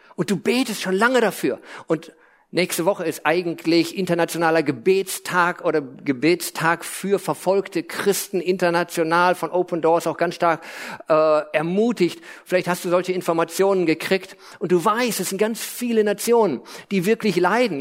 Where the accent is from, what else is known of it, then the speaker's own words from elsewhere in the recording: Lippe, North Rhine-Westphalia, Germany; also born or lived in Hesse / United States; Also ich bin in Hessen geboren, dann nach Lippe eingewandert